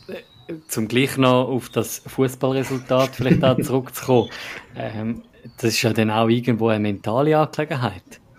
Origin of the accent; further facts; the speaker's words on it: Zurich / Eastern Switzerland, Switzerland; ich als, als äh, Zürcher und Ostschweizer